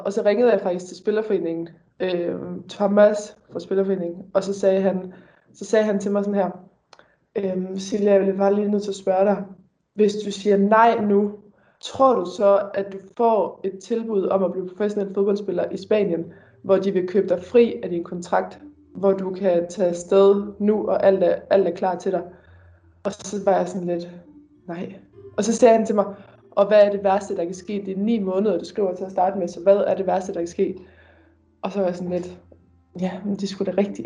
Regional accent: Denmark; moved away as an adult; Derhjemme i Danmark

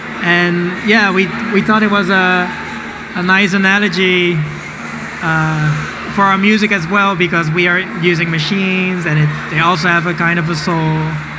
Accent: Rotterdam, South Holland, Netherlands; I was also born in Rotterdam.

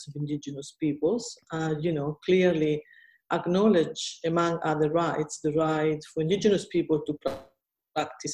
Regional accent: Italy; now in Australia; I come from Italy

